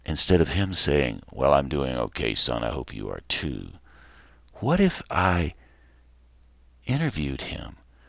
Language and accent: English; Chuckie, Tennessee, United States; growing up in Chuckie, Tennessee, around where all our family came from, was just great in the summertime.